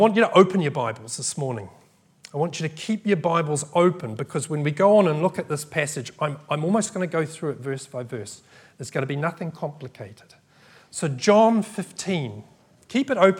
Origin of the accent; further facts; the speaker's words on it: New Zealand; now in United Kingdom; I grew up in New Zealand